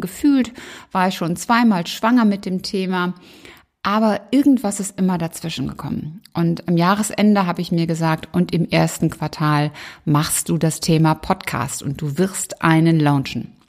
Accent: Rhineland, Germany; accent: rheinischer Dialekt / rheinischer Singsang; So ab und an schlagen meine rheinischen Wurzeln durch.

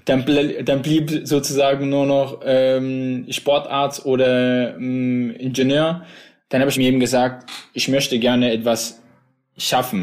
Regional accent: Plauen, Saxony, Germany; also born or lived in Iraq; now in Dresden, Germany; ich bin ja in Plauen im Vogtland groß geworden

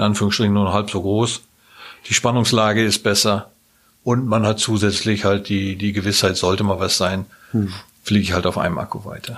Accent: Northern Germany, Germany; moved away; in meinem norddeutschen Verein, wo ich herkomme

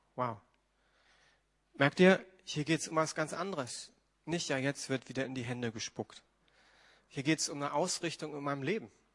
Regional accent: Berlin, Germany; als Berliner

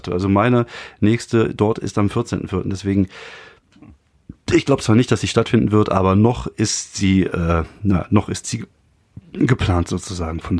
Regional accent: France; ich bin ja in, in Frankreich aufgewachsen und äh, bei uns gab es so Telefone

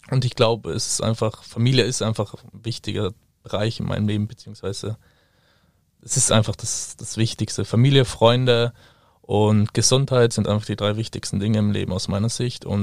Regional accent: Trentino-Alto Adige, Italy; ich komme ursprünglich aus Südtirol, ähm, bin ziemlich äh, ein Familienmensch

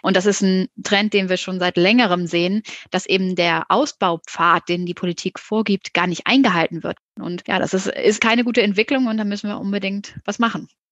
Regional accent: Hamburg, Germany; ich komme aus Hamburg und habe mir deswegen auch in Hamburg ein Startup gesucht

